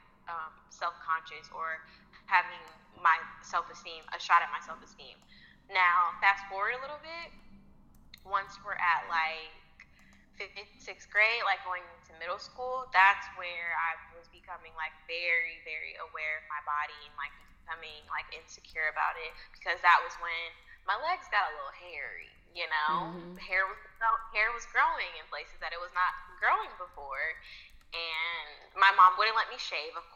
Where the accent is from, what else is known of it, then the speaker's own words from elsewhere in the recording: Indianapolis, Indiana, United States; I'm from Indianapolis